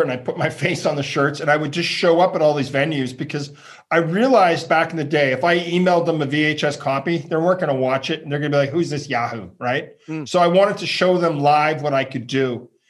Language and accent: English; Ottawa, Ontario, Canada; From Ottawa. Uh, I grew up uh, my parents' middle class town, Ottawa